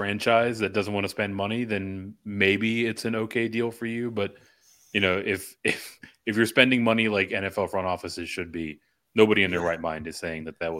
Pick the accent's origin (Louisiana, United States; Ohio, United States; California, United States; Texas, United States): Texas, United States; But growing up in Texas, I always heard it as making chicken salad out of chicken shit.